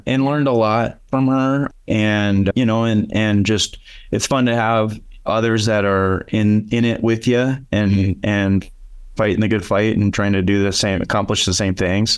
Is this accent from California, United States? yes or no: no; Aberdeen, South Dakota, United States; moved away as an adult; now in Sioux Falls, United States; I grew up in Aberdeen, South Dakota.